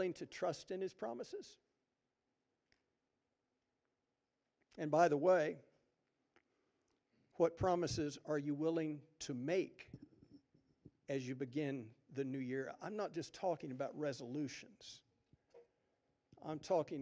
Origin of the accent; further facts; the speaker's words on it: Jefferson City, Missouri, United States; I grew up on the Missouri River in Jefferson City, Missouri.